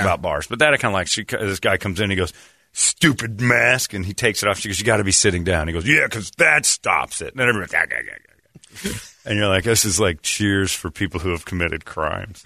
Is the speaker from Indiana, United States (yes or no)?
yes; Indiana, United States; I'm from Indiana